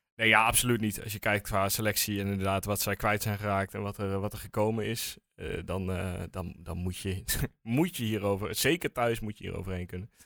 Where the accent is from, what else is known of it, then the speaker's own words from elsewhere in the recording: Netherlands; we als Nederlanders